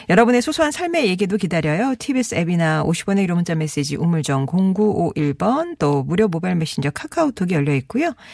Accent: Seoul, South Korea; 저는 서울 사람인데요. 아내, 의형제 매준 군대 동기, 또 15년째 동고동락하고 있는 가게 사장님까지 전부 부산 사람입니다.

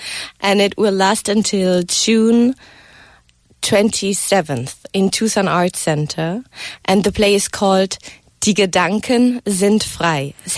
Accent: Germany; moved away as an adult; now in Korea; So in Germany, I studied media science and Korean studies.

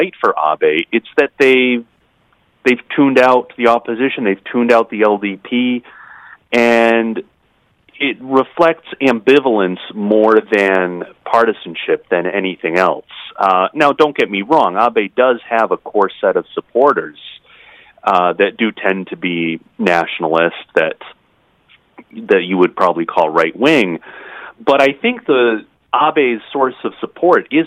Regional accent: United States; as an American

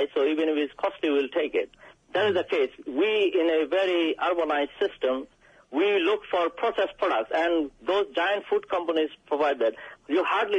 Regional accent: Bangladesh; now in United Kingdom; I am from Bangladesh

